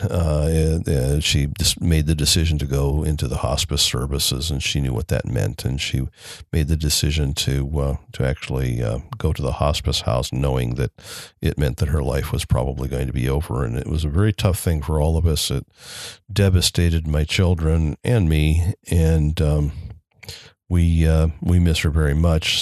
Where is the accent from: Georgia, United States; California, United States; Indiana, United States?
Indiana, United States; Elkhart; I grew up, I was born in Elkhart, Indiana. I still live in Elkhart, Indiana